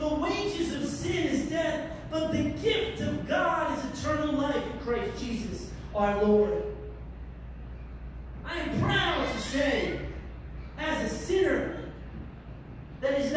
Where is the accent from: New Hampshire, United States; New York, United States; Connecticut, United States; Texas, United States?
New York, United States; I'm a New Yorker and I'm from New York.